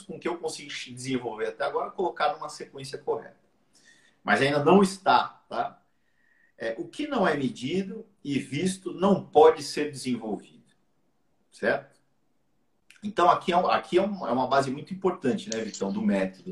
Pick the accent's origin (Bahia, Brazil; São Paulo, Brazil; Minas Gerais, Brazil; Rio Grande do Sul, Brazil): São Paulo, Brazil; Santos; now in Portugal; o Jabaquara é um time que todo mundo torce lá na minha região, em Santos